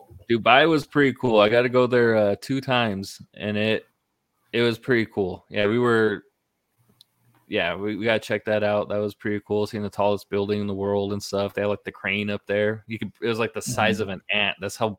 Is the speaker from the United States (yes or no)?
yes; Northern California, United States; I'm from California, Northern California originally.